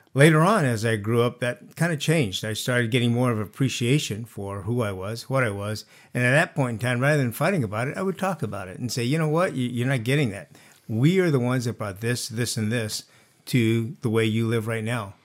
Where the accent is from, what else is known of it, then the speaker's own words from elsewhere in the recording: Santa Barbara, California, United States; now in Carpinteria, United States; I was actually, uh, born and raised in Santa Barbara.